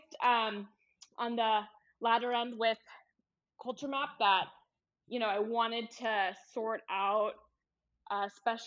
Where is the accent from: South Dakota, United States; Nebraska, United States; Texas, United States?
Texas, United States; Houston; also born or lived in Georgia; I'm originally from Houston, and I went away for college